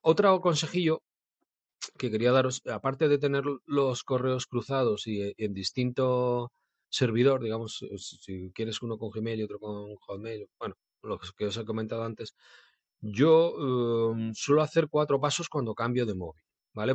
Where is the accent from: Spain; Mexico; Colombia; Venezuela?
Spain; Bilbao, Basque Country; Y yo soy de Bilbao